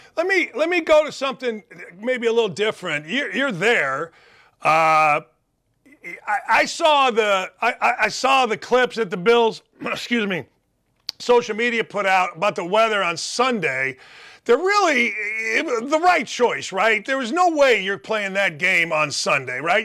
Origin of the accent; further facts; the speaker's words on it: Gary, Indiana, United States; growing up in Gary, Indiana